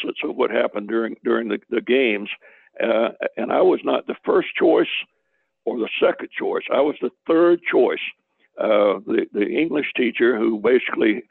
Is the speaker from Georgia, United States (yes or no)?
yes; Macon, Georgia, United States; I was born 1941 in Macon, Georgia